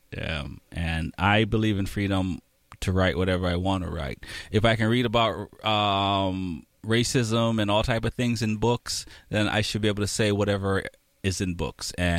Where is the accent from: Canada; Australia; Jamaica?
Jamaica; now in United States; I'm from Jamaica, I'm a United States citizen by papers